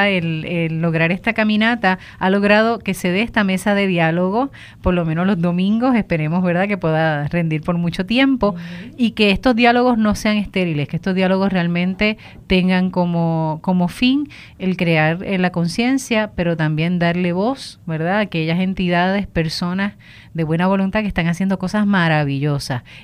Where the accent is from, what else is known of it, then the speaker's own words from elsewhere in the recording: Puerto Rico; es nuestra herencia como puertorriqueños, somos orgullosísimos de nuestras costas